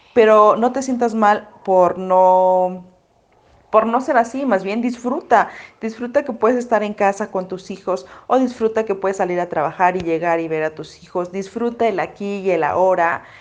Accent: Mexico City, Mexico; moved away as an adult; now in Hidalgo, Mexico; Yo soy de la Ciudad de México y me tuve que mudar a Hidalgo

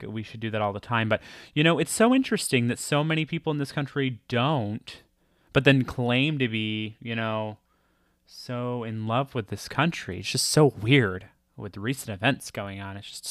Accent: New York, United States; We're from the Northeast, New York

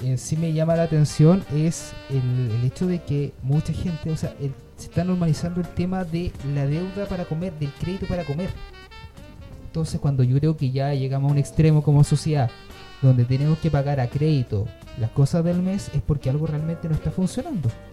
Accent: Valdivia, Los Ríos, Chile; now in Puerto Natales, Chile; Yo igual soy de fuera, yo soy de Valdivia.

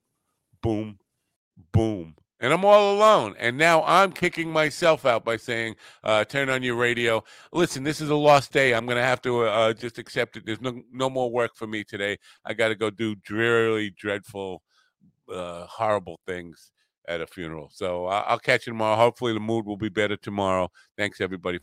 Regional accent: Long Island, New York, United States; I'm from Long Island

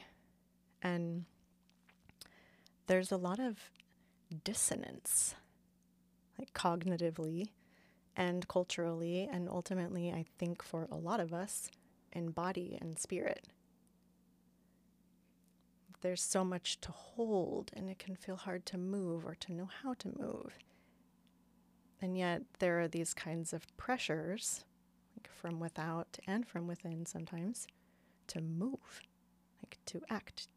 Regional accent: Phoenix, Arizona, United States; now in Portland, United States; I grew up in Phoenix, Arizona

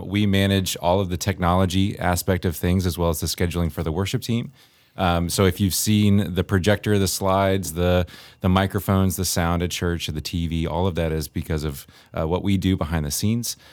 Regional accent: Northern Virginia, United States; moved away as an adult; now in Campbell, Missouri, United States; I was, uh, born and raised in Virginia

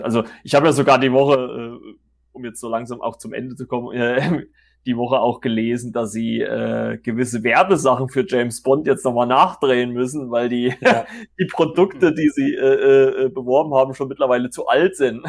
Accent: Germany; bei uns in Deutschland

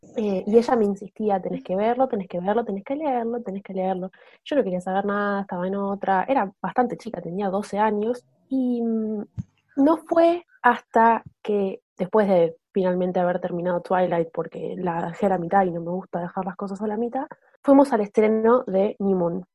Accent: Buenos Aires, Argentina; soy de Argentina, Buenos Aires.

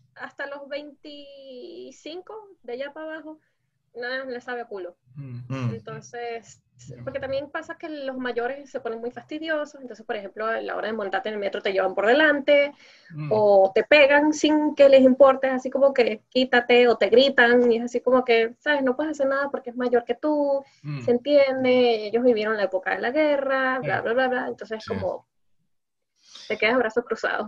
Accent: Venezuela; first language Spanish; now in South Korea; Soy la única venezolana entre mi, entre mi grupo de amigos

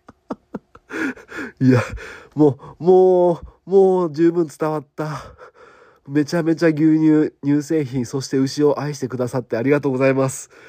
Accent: Okayama, Japan; うちの地元の松崎牧場さん

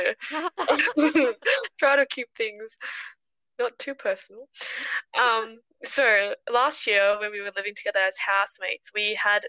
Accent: Cairns, Queensland, Australia; English is a second language; moved away as an adult; also born or lived in South Korea; now in Canberra, Australia; I was born in South Korea. I moved to Australia about 10 years ago now, up in Cairns, far north Queensland, and I did my high school up there and moved to Canberra 3 years ago.

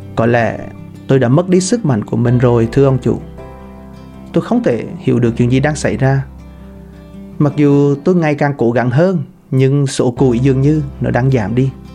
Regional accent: Vietnam; người Việt Nam mình dân tộc Việt Nam chúng ta

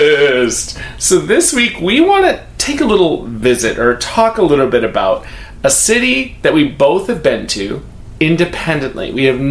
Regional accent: Midwest, United States; I'm originally from the Midwest, but I am not from the Twin Cities.

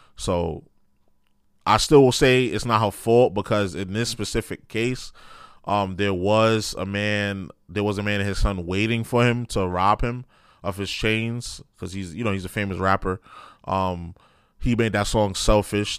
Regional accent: New York City, New York, United States; I grew up in New York City public school.

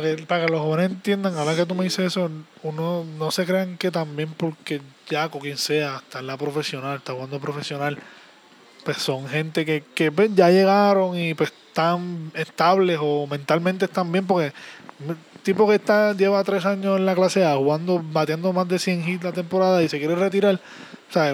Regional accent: San Juan, Puerto Rico; nací en Santurce, pero pues, uno que es Santurce, mi papá es de Cagua

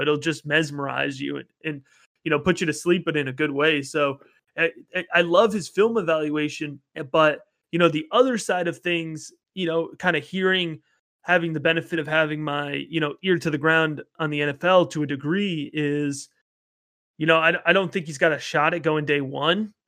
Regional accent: Baltimore, Maryland, United States; I'm from the Baltimore area

